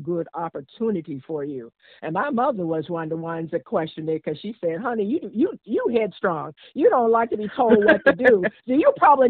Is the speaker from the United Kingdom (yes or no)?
no; Washington, District of Columbia, United States; also born or lived in Virginia; I was born in Virginia, raised in Washington, D.C.